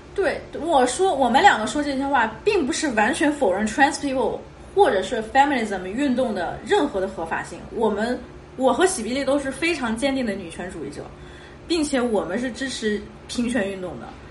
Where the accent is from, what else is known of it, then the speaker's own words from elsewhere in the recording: China; first language Chinese; 其实我们是认同自己中国人这个身份的，毕竟我们的母语是中文